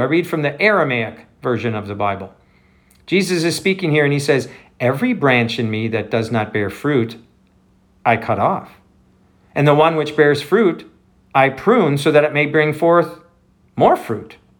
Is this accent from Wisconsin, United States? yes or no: yes; Wisconsin, United States; I grew up in Wisconsin